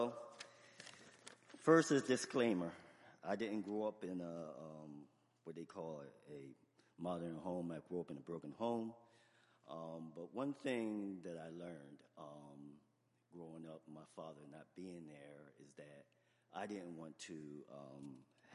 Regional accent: Camden, New Jersey, United States; I'm from Camden

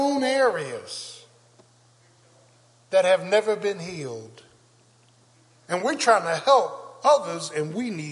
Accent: Philadelphia, Pennsylvania, United States; I grew up in South Philly

